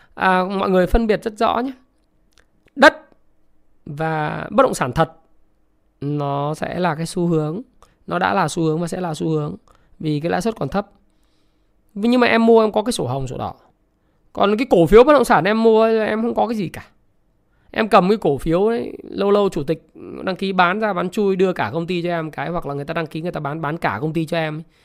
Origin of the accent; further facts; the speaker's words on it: Vietnam; mình là người Việt Nam